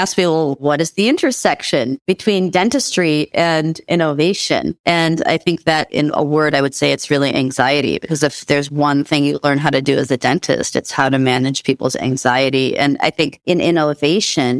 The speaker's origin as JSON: {"language": "English", "town": "Minneapolis", "region": "Minnesota", "country": "United States", "tie": "born or raised there", "said": "I grew up in the Twin Cities, Minneapolis, Minnesota in the U.S."}